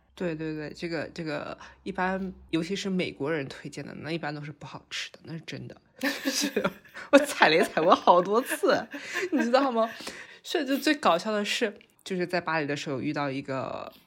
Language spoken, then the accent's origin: Chinese; Yangzhou, Jiangsu, China; moved away; also born or lived in Hong Kong; 我是扬州人